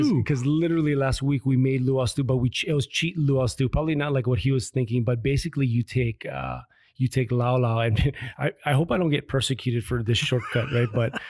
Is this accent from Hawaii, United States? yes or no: yes; Hawaii Kai, Hawaii, United States; So I was raised in Hawaii Kai, lived there with my dad and my stepbrothers and sister.